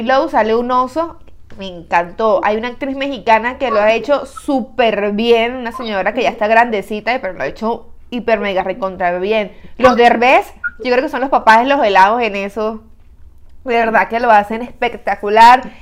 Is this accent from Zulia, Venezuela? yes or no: no; Caracas, Capital District, Venezuela; now in United States; en mi país, en mi ciudad